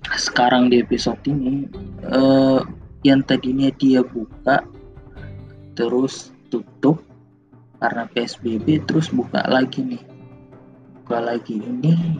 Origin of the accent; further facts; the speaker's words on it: Jakarta, Indonesia; gua yang sebagai warga Jakarta, sebagai warga Indonesia